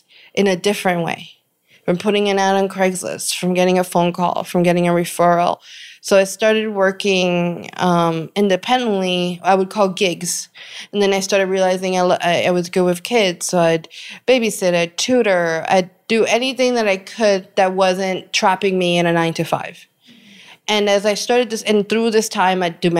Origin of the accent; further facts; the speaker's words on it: New York, United States; Growing up in New York, we had the Caribbean Santeria culture